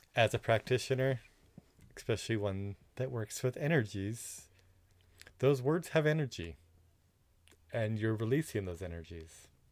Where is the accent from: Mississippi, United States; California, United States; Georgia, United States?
California, United States; Southern; I am a boy from Southern California